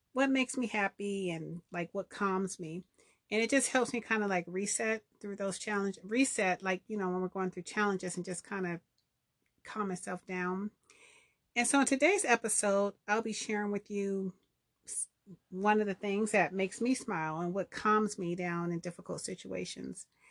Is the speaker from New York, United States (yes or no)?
no; Southern California, United States; I grew up in Southern California